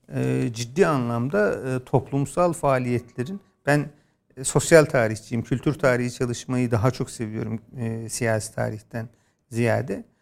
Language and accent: Turkish; a village in Bolu, Bolu Province, Turkey; ben bir köyde doğdum ve ilkokulun belli bir bölümünü orada yaşadım ama o e, işte Köroğlu Dağları'nın sırtlarında yer alan Bolu'da bir köy